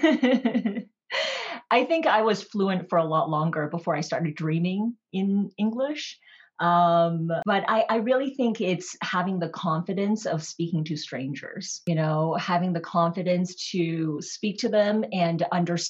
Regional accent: Toronto, Ontario, Canada; moved away as an adult; also born or lived in New York City; I grew up in Toronto during my high school and undergrad years

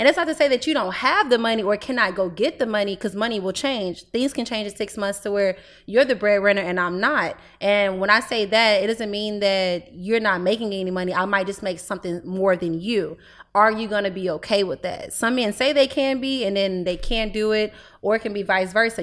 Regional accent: Houston, Texas, United States; I'm twenty years old. I'm from Houston, Texas.

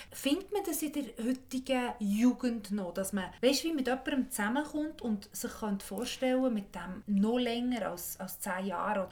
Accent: Bern, Switzerland; now in Zürich, Switzerland; ich bin aus Bern

